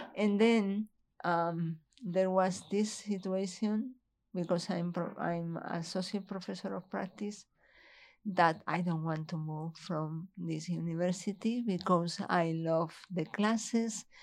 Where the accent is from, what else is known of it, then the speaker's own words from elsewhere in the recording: Madrid, Community of Madrid, Spain; English is a second language; moved away as an adult; also born or lived in Minnesota; now in Lincoln, United States; I'm from Madrid.